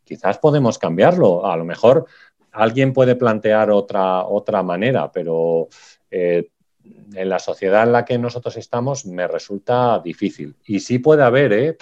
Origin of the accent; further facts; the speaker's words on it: Salamanca, Castile and León, Spain; los paisajes de mi pueblo, porque yo también doy clase de fotografía, entonces he puesto un paisaje del, cereal en mi pueblo, aquí en Salamanca